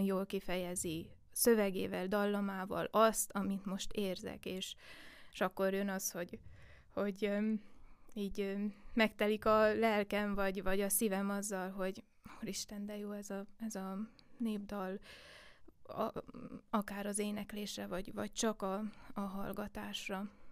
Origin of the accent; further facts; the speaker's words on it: Székely Land, Romania; Én Székelyföldön születtem, és um, nem csak a családom részéről volt egy uh, egy indítás a népzene felé, hanem, hanem a falu közösség részéről is